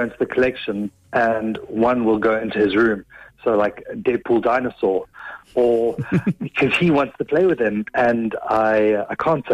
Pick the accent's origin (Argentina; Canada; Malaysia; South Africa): South Africa; moved away as an adult; now in Offaly, Ireland; I'm from South Africa originally, and we moved over in the peak of the pandemic